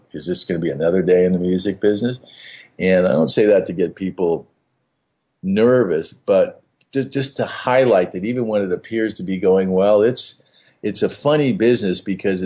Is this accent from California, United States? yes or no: yes; Beverly Hills, California, United States; I grew up in Beverly Hills, but I wasn't a rich kid